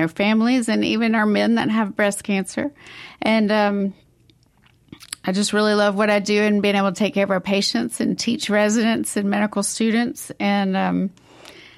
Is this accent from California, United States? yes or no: no; Jackson, Mississippi, United States; also born or lived in Birmingham, Alabama; I'm actually from Jackson, Mississippi, born here and graduated from Clinton High School.